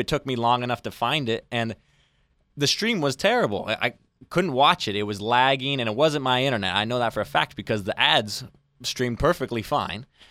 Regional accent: Arizona, United States; moved away as an adult; now in Huntington, United States; I'm from Arizona

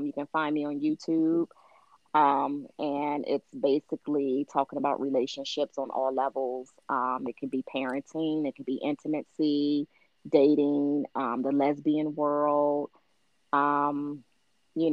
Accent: Capitol Heights, Maryland, United States; also born or lived in Laurel, Maryland; I grew up in Capitol Heights, which okay. is PG County, Maryland.

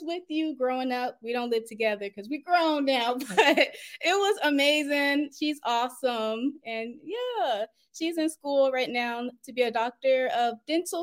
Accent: Upper Marlboro, Maryland, United States; Born and raised in Upper Marlboro, Maryland

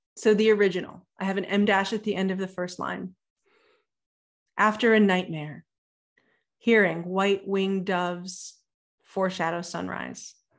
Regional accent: Ohio, United States; I'm from Ohio

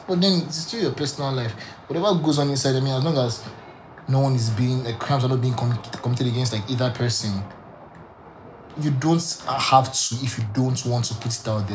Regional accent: Nigeria; I can speak for Nigeria because I grew up in Nigeria

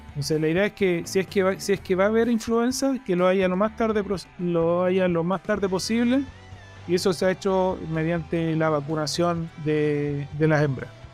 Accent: Chillán, Ñuble, Chile; moved away; also born or lived in Concepción, Chile; soy oriundo de Chillán, de Chile

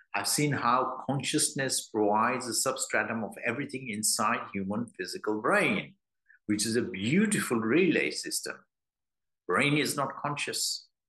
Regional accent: London, United Kingdom; I'm from London

